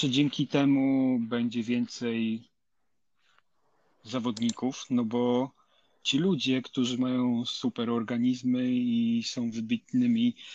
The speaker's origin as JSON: {"language": "Polish", "region": "Lower Silesian Voivodeship", "country": "Poland", "said": "pochodzę z Dolnego Śląska, tam każdy klub organizował przynajmniej dwa kryteria uliczne w sezonie"}